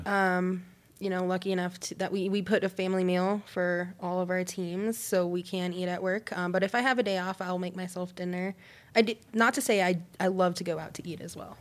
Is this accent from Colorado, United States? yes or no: yes; Colorado, United States; growing up in Colorado